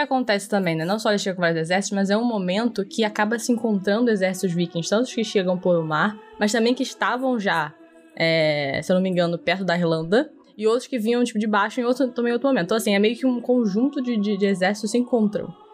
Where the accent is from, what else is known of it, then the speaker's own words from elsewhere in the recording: Brazil; para nós brasileiros